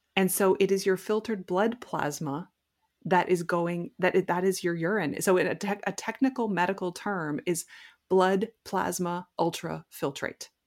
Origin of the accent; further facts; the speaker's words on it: Prince Edward Island, Canada; I'm from Prince Edward Island in Canada.